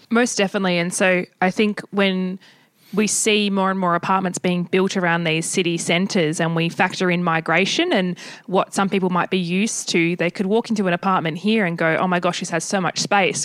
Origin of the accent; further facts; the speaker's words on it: Australia; us as Aussie